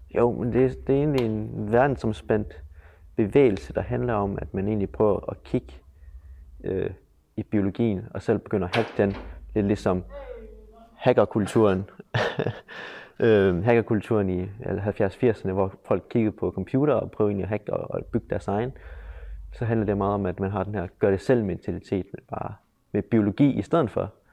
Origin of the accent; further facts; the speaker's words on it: Aarhus, Central Denmark Region, Denmark; Jeg er vokset op her i Aarhus